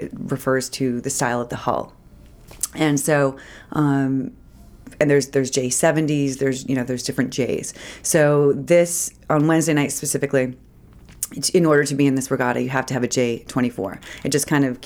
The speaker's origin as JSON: {"language": "English", "town": "Lewiston", "region": "Maine", "country": "United States", "tie": "born or raised there", "also_born_or_lived": "Portland, Maine", "said": "I went to Lewiston High School. Well, back up, I was born in Portland. My father's in Portland. My mother remarried and moved to Lewiston. So I was kind of back and forth, but Lewiston"}